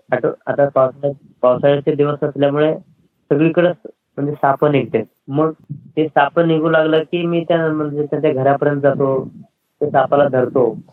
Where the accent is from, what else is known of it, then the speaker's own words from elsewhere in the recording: Darganhalli, South Solapur taluka, Solapur district, Maharashtra, India; आमचं गाव हे मुक्कमकोष्ट दर्गनहाळी तालुका दक्षिण सोलापूर जिल्हा सोलापूर राज्य महाराष्ट्र आणि भारतातलं हे गाव आहे